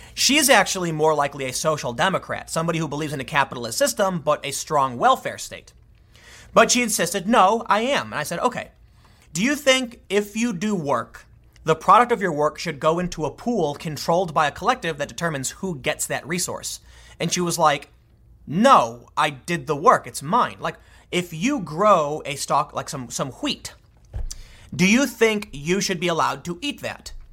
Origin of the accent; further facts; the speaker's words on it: United States; I'm an American and identify as such